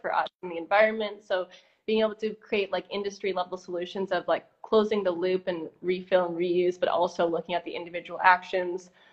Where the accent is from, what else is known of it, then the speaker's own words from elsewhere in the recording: Brampton, Ontario, Canada; moved away; also born or lived in Costa Rica / California; I was born in Brampton, outside of Toronto